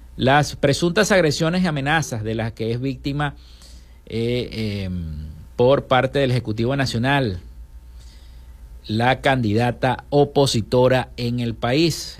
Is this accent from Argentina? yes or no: no; Venezuela